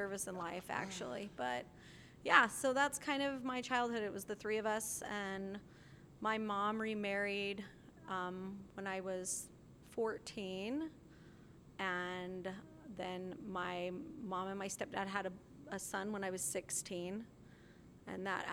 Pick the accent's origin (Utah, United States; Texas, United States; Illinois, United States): Utah, United States; Salt Lake City; I grew up in Sugar House